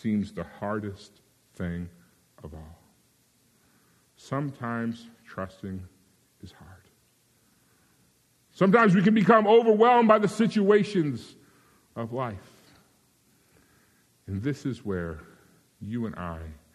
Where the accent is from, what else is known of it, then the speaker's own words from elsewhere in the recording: Virginia, United States; moved away; I grew up in Virginia, we would say y'all